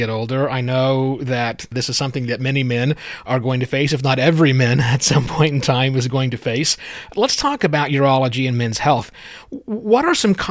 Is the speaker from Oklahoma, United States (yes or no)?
yes; Oklahoma, United States; you and I share a common state where we are from.